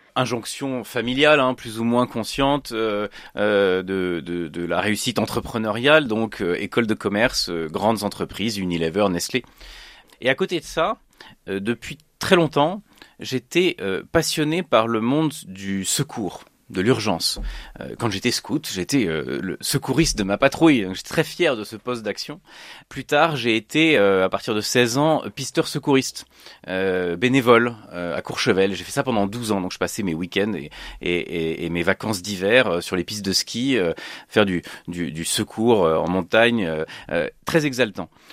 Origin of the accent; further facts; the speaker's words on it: Switzerland; also born or lived in Annecy area, France; now in Annecy, France; suis né en Suisse dans une famille protestante, réformée, hein, calviniste